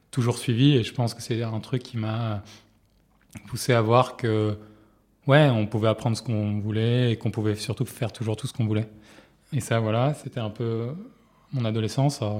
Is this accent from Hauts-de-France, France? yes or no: no; Marseille, Provence-Alpes-Côte d'Azur, France; J'ai grandi à Marseille dans une famille de médecins et de chefs de services d'hôpitaux